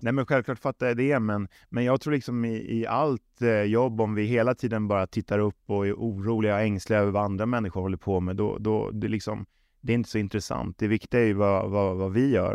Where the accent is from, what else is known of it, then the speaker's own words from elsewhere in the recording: Stockholm, Stockholm County, Sweden; moved away as an adult; also born or lived in Småland / Västervik / Trelleborg / Malmö; jag är uppväxt på tunnelbanan